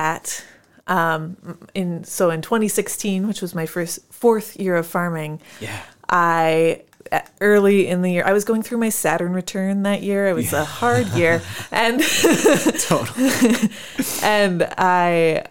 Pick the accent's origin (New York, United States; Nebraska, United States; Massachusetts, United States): Nebraska, United States; moved away as an adult; also born or lived in Waco, Texas; now in Decorah, United States; I grew up in Nebraska